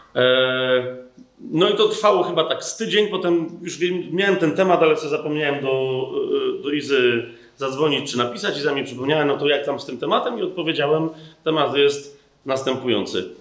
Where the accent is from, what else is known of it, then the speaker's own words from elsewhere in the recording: Poland; my jako Polacy